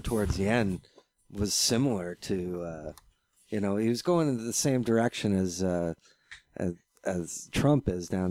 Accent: Fort Erie, Ontario, Canada; now in Norfolk County, Canada; I grew up in Fort Erie, and we had three black families, and that was it.

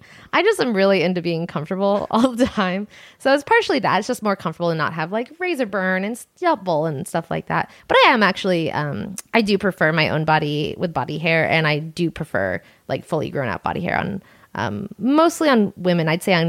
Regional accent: Long Island, New York, United States; Long Island.

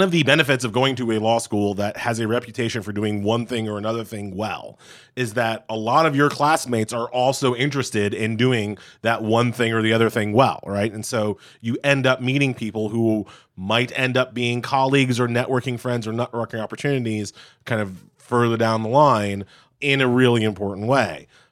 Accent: New York City, New York, United States; also born or lived in Boston area; I'm a New Yorker. I'm, you know, born, bred in Queens and Long Island

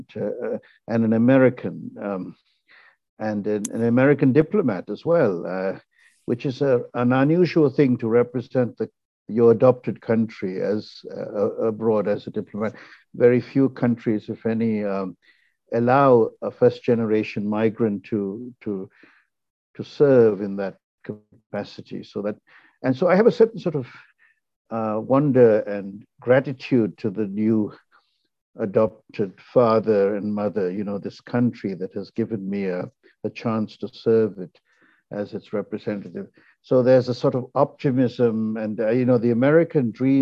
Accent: Ceylon, Northern Province, Sri Lanka; now in United States; I'm a Tamil from Ceylon, you know, a country that no longer exists. I mean, it's been renamed Sri Lanka

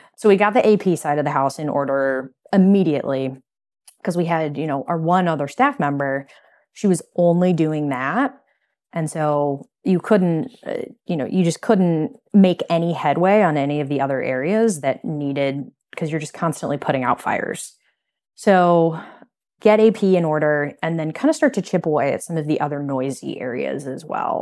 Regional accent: Midwest, United States; moved away as an adult; now in Chicago, United States; we're from the Midwest originally

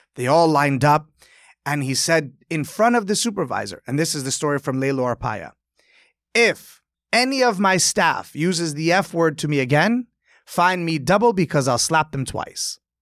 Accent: New York, United States; growing up in Delmonico's

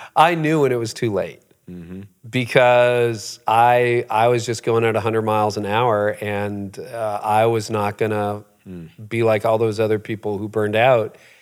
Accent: Canada; I was born in Canada, but my parents were both born in Holland

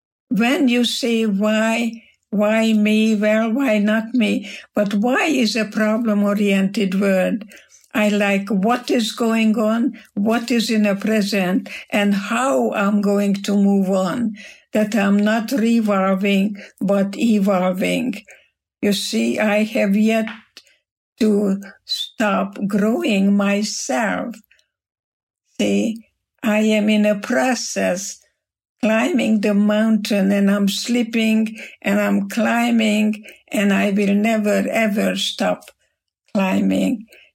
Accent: Germany; now in United States; Because when I came to America from Germany, and there was a big, big storm in the English Channel

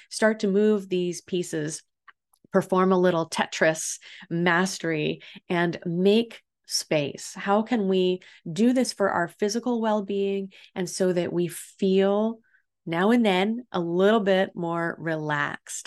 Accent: Illinois, United States; now in San Diego, United States; here in San Diego, we don't have the same seasons that I grew up with in Illinois

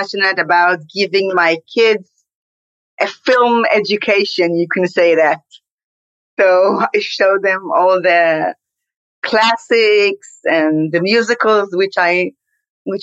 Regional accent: Tel Aviv, Tel Aviv District, Israel; I'm an Israeli, born and raised in Tel Aviv

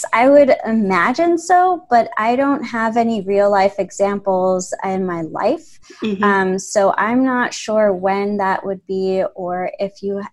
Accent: Chicago, Illinois, United States; moved away as an adult; now in Pittsburgh, United States; I grew up in Chicago

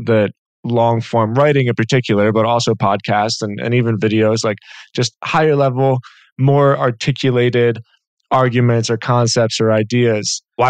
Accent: Philadelphia, Pennsylvania, United States; And I grew up in Philly in the Northeast.

